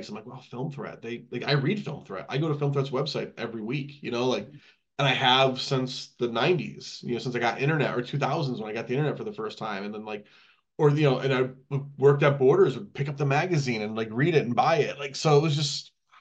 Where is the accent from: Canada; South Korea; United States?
United States; Connecticut; we're from Connecticut